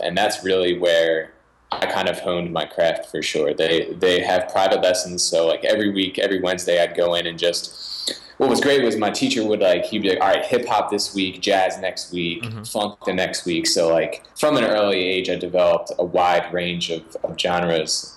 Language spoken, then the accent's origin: English; Philadelphia, Pennsylvania, United States; I was born in Philadelphia, in the suburbs of Philadelphia